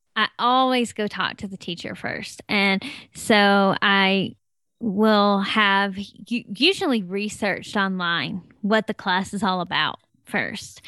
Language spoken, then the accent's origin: English; Tennessee, United States; now in Colorado, United States; I'm from Tennessee, and we have really hot, humid summers